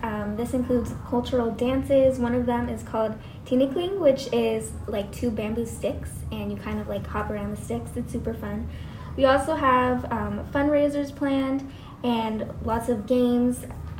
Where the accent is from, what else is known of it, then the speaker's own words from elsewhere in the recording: Philippines; we're both Filipino.